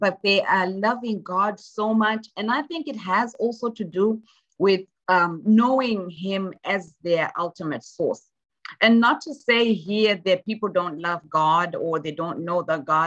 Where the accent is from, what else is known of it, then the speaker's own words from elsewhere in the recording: Zimbabwe; moved away as an adult; now in United States; I'm from Zimbabwe originally. And so I grew up in Zimbabwe. I went to high school in Zimbabwe, then came out here for college.